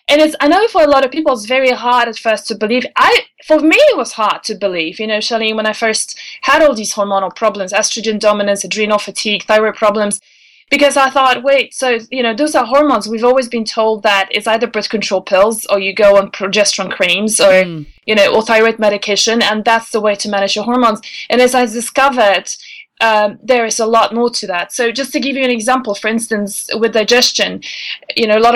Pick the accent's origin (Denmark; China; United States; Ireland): Denmark; English is a second language; You know, when I was growing up in Denmark, it was uh, an old lady's name.